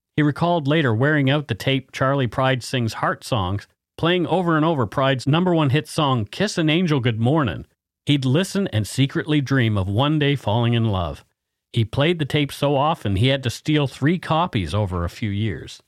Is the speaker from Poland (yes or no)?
no; Bridgewater, Nova Scotia, Canada; born or raised there